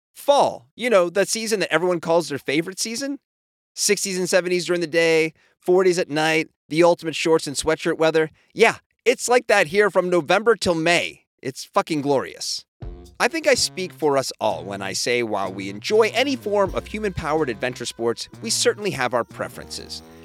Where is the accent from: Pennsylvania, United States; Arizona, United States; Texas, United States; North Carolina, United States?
Pennsylvania, United States; Lancaster; now in San Diego, United States; I grew up in Lancaster, Pennsylvania